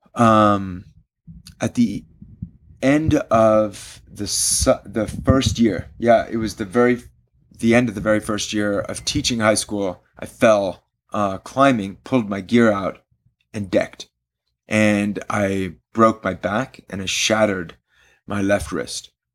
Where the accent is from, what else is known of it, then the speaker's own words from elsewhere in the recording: Switzerland; also born or lived in London / India; I grew up in Switzerland